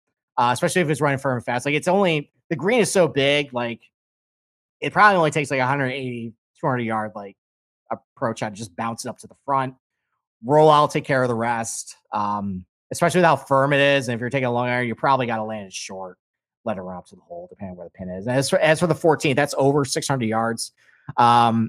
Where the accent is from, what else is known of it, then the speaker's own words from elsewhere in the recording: Rochester, New York, United States; accent: Rochester, nasally; That's basically a Rochester accent.